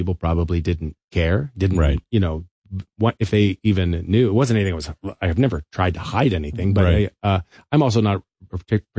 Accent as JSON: {"language": "English", "region": "Kansas", "country": "United States", "tie": "born or raised there", "also_born_or_lived": "New Jersey / California", "said": "I grew up"}